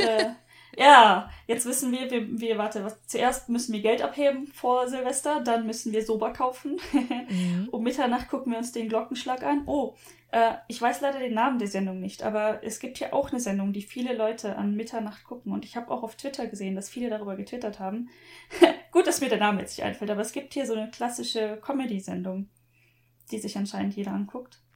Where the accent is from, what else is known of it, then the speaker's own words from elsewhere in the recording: Germany; now in Japan; Bin ich wirklich in Deutschland aufgewachsen?